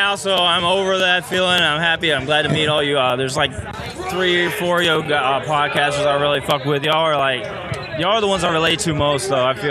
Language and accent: English; Virginia, United States; I'm from Virginia.